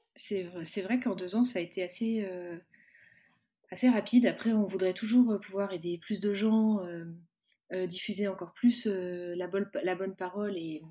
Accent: Cholet, Pays de la Loire, France; je suis originaire de l'ouest de la France, originaire de, Cholet

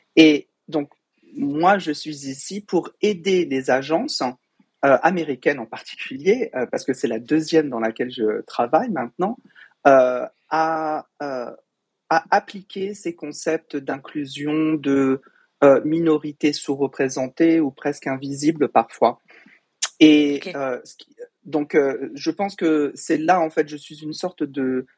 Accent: Fontenay-sous-Bois, Île-de-France, France; moved away as an adult; also born or lived in Paris / Boston; now in United States; j'ai grandi au Val de Fontenay, à Fontenay-sous-Bois, dans le 94, à l'est de Paris

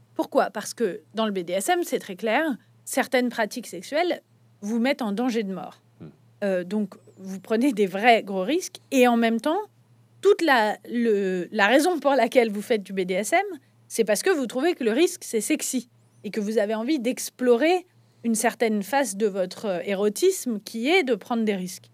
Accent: France; quand on est français

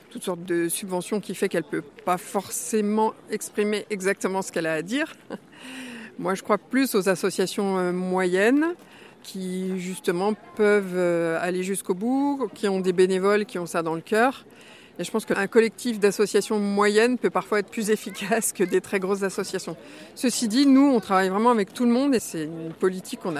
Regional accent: Pyrenees, France; parce que nous on vient des Pyrénées, on est de peau.

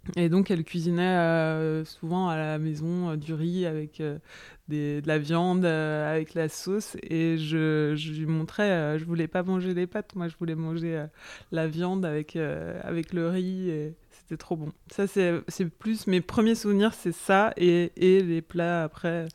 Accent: Arbois, Bourgogne-Franche-Comté, France; also born or lived in Paris (Belleville); now in Paris, France; J'ai grandi dans le Jura, à Arbois, donc une petite, euh, petite ville qui est célèbre pour, pour ses vins, capitale des vins du Jura.

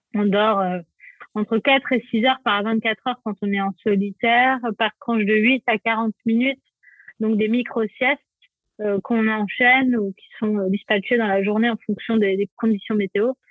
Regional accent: Provence-Alpes-Côte d'Azur, France; also born or lived in Paris; je suis née à Paris et mes parents ont eu la bonne idée de déménager sur la Côte d'Azur quand j'avais trois ans

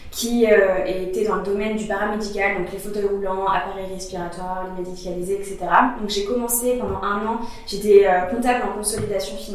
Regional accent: Poitiers, Nouvelle-Aquitaine, France; moved away; also born or lived in Switzerland; J'ai grandi à Poitiers, mhm. donc en province.

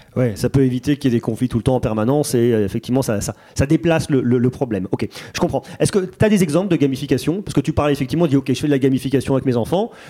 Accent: Auvergne-Rhône-Alpes, France; je suis auvergnat

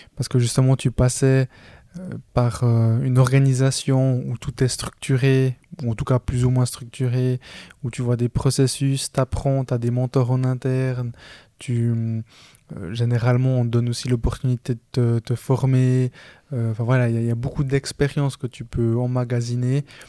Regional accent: Switzerland; je suis né en Suisse, je suis le près de ma famille à être né en Suisse. Là-bas, je suis colombien

